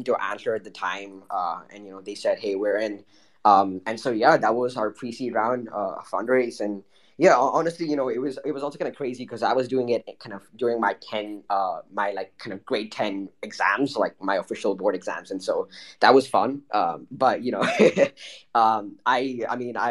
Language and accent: English; India; I am Indian